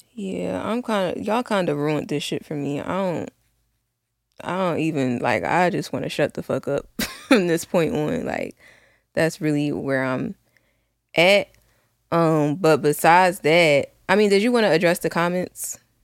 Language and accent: English; Philadelphia, Pennsylvania, United States; I grew up in West Philly